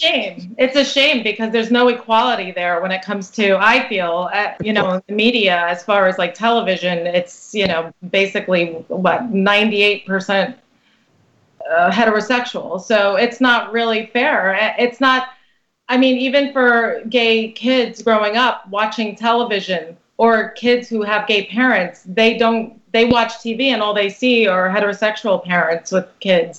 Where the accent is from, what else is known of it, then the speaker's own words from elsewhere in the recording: Brooklyn, New York, United States; now in New Jersey, United States; I'm actually from Brooklyn originally